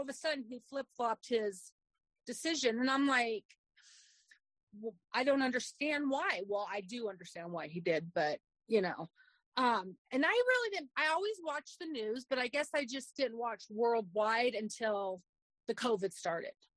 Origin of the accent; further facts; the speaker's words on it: Arizona, United States; I was born in Arizona um, many, many years ago